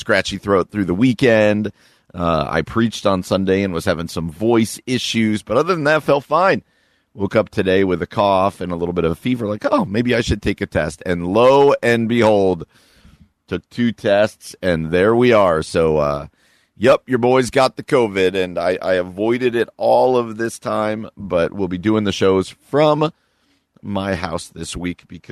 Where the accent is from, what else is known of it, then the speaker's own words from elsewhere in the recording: New Jersey, United States; now in Midwest, United States; I grew up in New Jersey